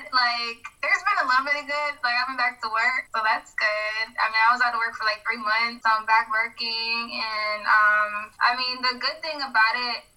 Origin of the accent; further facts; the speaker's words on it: Maryland, United States; I'm from Maryland, so we have the like Eastern Shore and things of that nature.